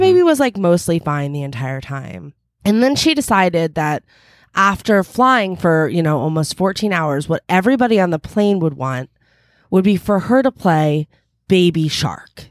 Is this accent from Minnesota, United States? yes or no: no; New Jersey, United States; also born or lived in Philadelphia; now in Los Angeles, United States; I've lived in New Jersey for my, I, I, for my entire childhood, and I'm from